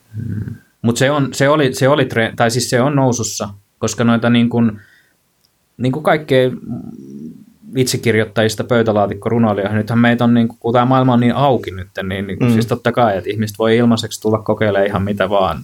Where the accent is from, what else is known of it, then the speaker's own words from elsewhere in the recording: Kankaanpää, Satakunta, Finland; moved away as an adult; siellä Kankaan päässä, mistä mä kotosin